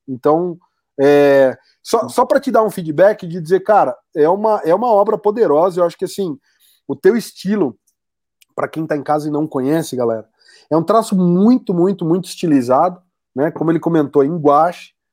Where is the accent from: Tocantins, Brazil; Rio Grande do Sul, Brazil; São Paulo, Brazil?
São Paulo, Brazil; eu sou do interior de São Paulo e fui estudar em São Paulo, né? Na capital.